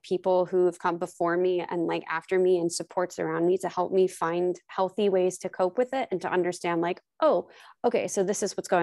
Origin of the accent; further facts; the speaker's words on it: New Jersey, United States; also born or lived in Oklahoma / Missouri; I was born in Missouri and I grew up in Oklahoma until I was 9. And then we moved to New Jersey when I was 9, almost 10